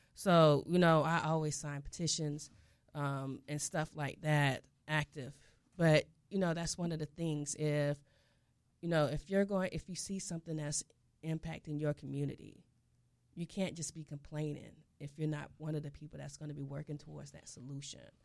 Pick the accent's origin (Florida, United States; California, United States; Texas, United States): Florida, United States; South; I'm from South Florida